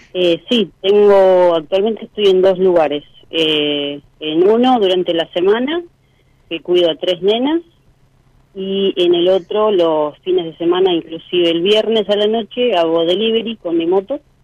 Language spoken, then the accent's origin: Spanish; Pilar, Buenos Aires Province, Argentina; Pilar, Buenos Aires